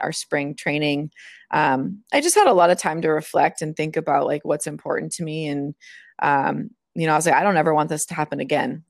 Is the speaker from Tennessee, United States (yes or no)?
no; Moraga, California, United States; moved away; also born or lived in Atlanta / Boston; I, I'm from Moraga